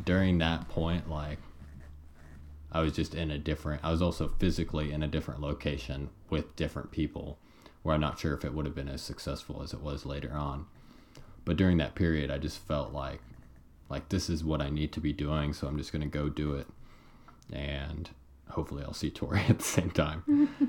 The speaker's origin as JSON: {"language": "English", "town": "Paola", "region": "Kansas", "country": "United States", "said": "I'm from Paola, and once we got Where's to Paola? Paola, Kansas, about 30 miles south of the Kansas City metro area"}